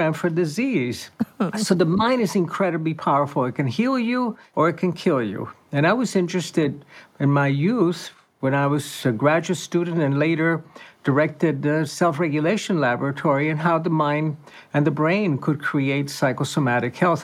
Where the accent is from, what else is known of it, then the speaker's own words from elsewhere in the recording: Cuba; moved away; I was born and raised in Cuba